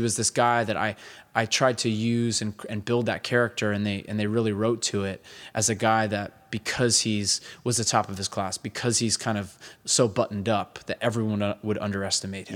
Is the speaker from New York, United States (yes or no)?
yes; Hudson Valley, New York, United States; I grew up up in the Hudson Valley